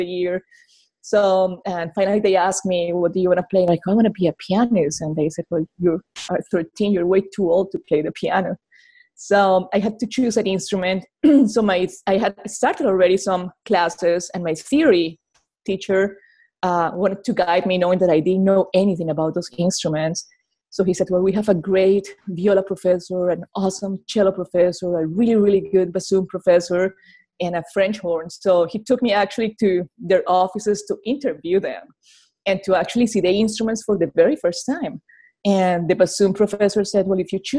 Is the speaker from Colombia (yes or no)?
yes; Colombia; English is a second language; now in Arkansas, United States; I'm from Colombia, South America